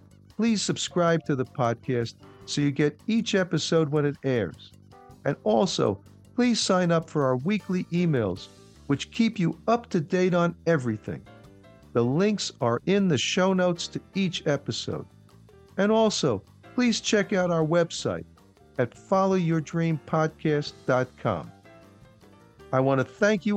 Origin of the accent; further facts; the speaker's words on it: New York, United States; I grew up in New York